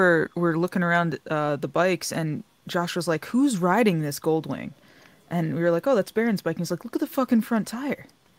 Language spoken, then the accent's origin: English; New Jersey, United States; also born or lived in Columbus, Ohio; I was born and raised in Jersey.